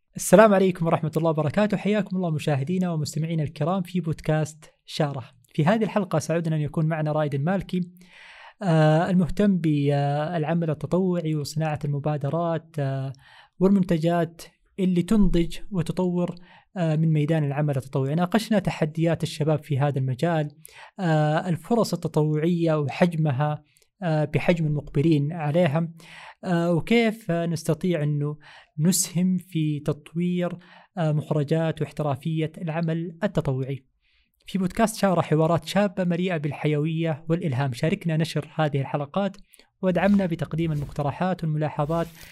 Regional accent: Jeddah, Makkah Province, Saudi Arabia; نحن عندنا في جدة

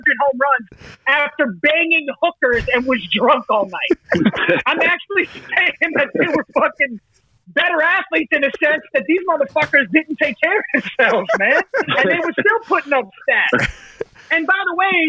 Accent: New Jersey, United States; moved away; also born or lived in South Florida; I grew up in Jersey, but I rep South Florida all day.

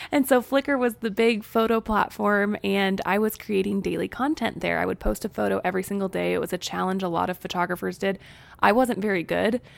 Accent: Springfield, Missouri, United States; moved away as an adult; also born or lived in Texas / Arkansas; We both grew up in Springfield, Missouri

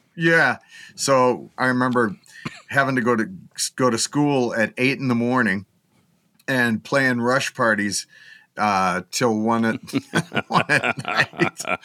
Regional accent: Grand Forks, North Dakota, United States; in Grand Forks, North Dakota, my hometown

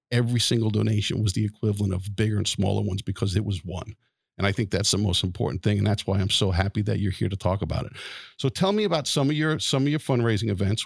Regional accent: Wantagh, New York, United States; my hometown of Wantagh

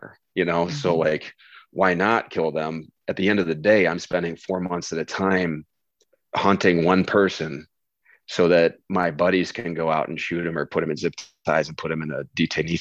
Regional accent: Midwest, United States; I'm an American male from the Midwest

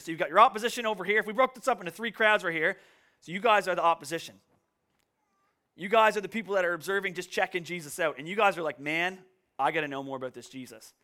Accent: Canso, Nova Scotia, Canada; moved away; also born or lived in Woods Harbour, Nova Scotia; where I grew up in Kanso, we, like, never really locked our doors

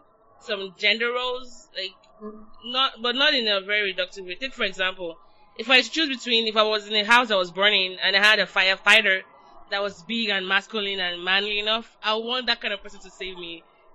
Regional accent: Nigeria; now in United States; I'm still Nigerian.

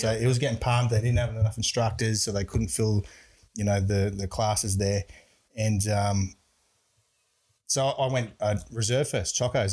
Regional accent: Brisbane, Queensland, Australia; I grew up in Brisbane

